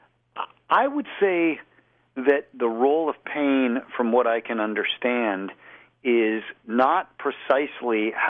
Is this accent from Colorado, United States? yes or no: yes; Boulder, Colorado, United States; I grew up in Boulder, small town